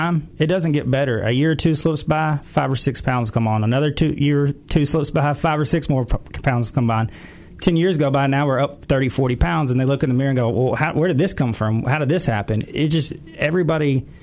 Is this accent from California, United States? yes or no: no; Collierville, Tennessee, United States; also born or lived in Memphis, Tennessee / Starkville, Mississippi / Atlanta, Georgia; I was born and raised in Memphis, St. Francis Hospital right here. Went to Collierville Elementary School, Collierville Middle School, graduated from Collierville High School